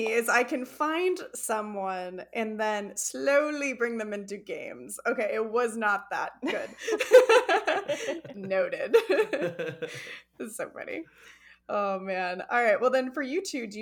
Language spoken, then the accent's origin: English; Arizona, United States; I'm from Arizona